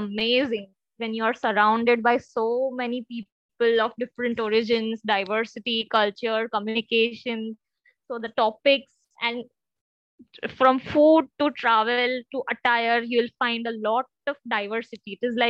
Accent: Mumbai, Maharashtra, India; I am from Mumbai, India.

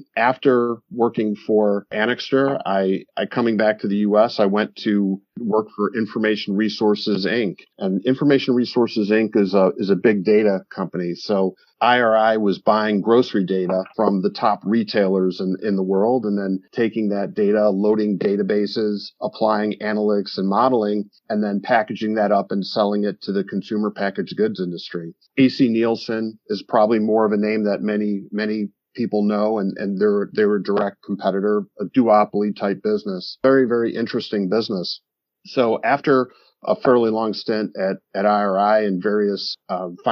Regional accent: Chicago, Illinois, United States; also born or lived in New Orleans / Brussels, Belgium / London / Singapore; I'm from the Chicago area, but I went to school in Tulane University in New Orleans

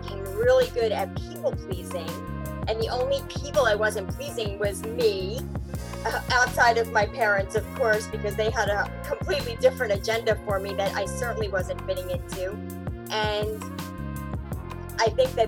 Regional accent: United States; also born or lived in India; I'm Indian. I was born in India, and growing up in America at a time where there weren't as many Asians in my school with me

